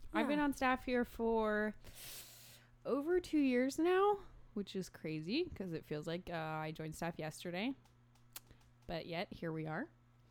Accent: Madison, Alabama, United States; now in Boston, United States; Huntsville, Alabama. Technically Madison, Alabama, but nobody knows where Madison, Alabama is, so I always say Huntsville.

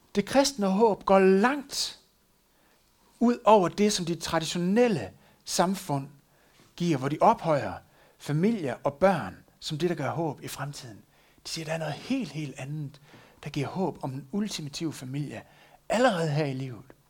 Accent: West Jutland, Denmark; der hvor jeg kommer fra, er selvfølgelig, at hun fandt en øh, vestjyde

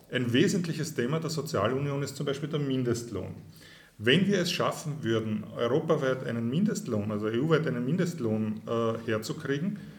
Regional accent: Burgenland, Austria; ich bin Burgenländer. Ich bin aufgewachsen direkt am Eisernen Vorhang.

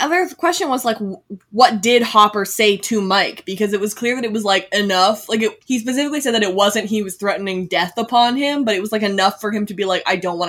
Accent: Red Deer, Alberta, Canada; we have a pretty nice mall now in Red Deer in my hometown, which is, like, you know, right below Edmonton.

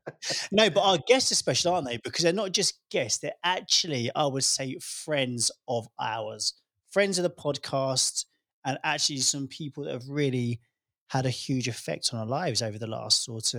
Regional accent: United Kingdom; moved away; I'm British, mate. I'm British.

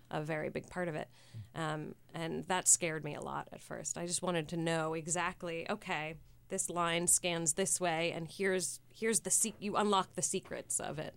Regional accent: San Francisco, California, United States; moved away; I grew up on nineteenth and Castro

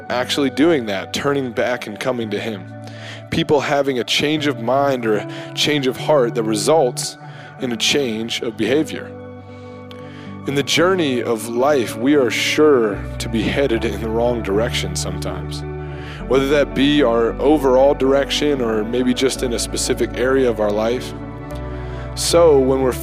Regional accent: Bridgeport, West Virginia, United States; my hometown of Bridgeport

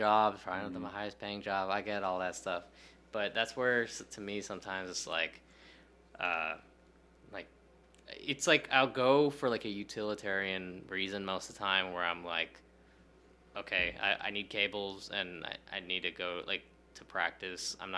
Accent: Lansing, Michigan, United States; also born or lived in Ohio; When I grew up in Lansing, Michigan, it's a relatively small... It's like a college town

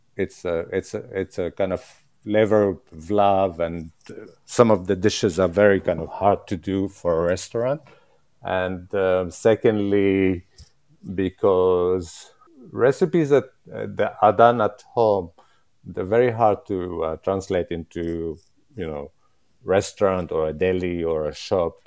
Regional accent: Jerusalem, Palestine; English is a second language; moved away as an adult; now in London, United Kingdom; I'm Palestinian. I'm from Jerusalem

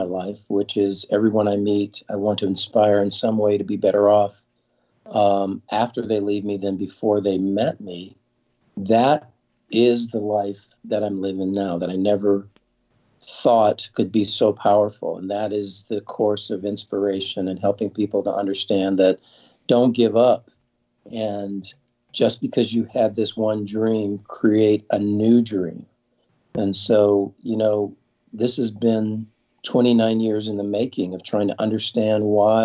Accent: Southern California, United States; I grew up in Southern California

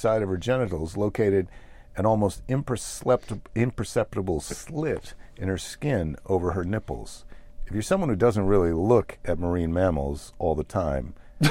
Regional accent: United States; we're American entrepreneurs.

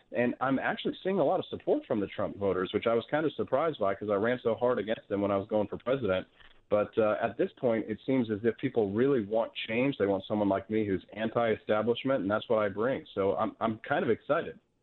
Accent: Peculiar, Missouri, United States; also born or lived in Independence, Missouri / Kansas City, Missouri; Raised on a farm in Peculiar

